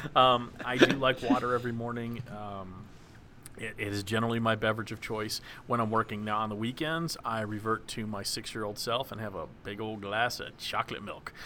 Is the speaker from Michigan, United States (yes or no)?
no; Dallas, Texas, United States; moved away; I grew up in Dallas